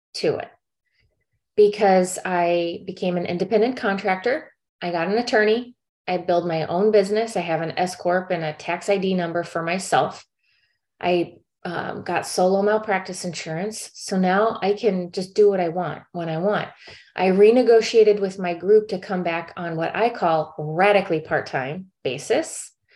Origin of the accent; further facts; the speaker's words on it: St. Louis, Missouri, United States; moved away as an adult; also born or lived in South Korea; now in California, United States; I'm from St. Louis